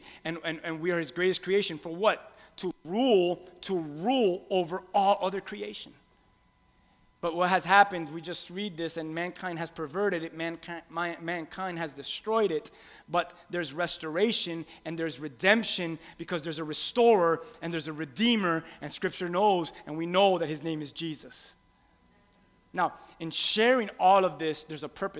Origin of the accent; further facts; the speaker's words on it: Key West, Florida, United States; I'm from a country called Key West, Florida.